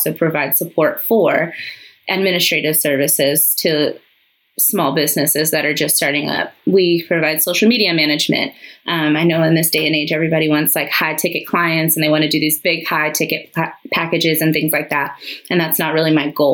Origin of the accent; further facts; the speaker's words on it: San Antonio, Texas, United States; moved away as an adult; now in Dallas, United States; I'm from San Antonio. I live in Dallas for the last 8 years